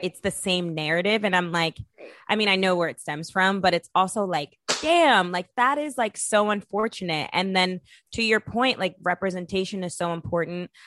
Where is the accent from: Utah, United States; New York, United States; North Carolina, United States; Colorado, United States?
New York, United States; New York City; We're both from Brooklyn, from Bed Stuy